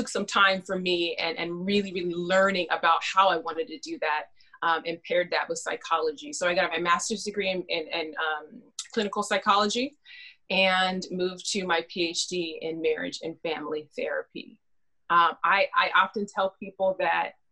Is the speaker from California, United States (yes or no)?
yes; Fresno, California, United States; I'm born and raised in California